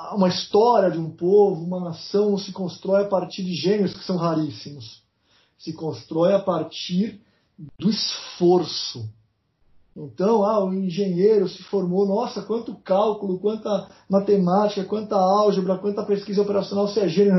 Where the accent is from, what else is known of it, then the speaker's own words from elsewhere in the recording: Brazil; eu sou brasileiro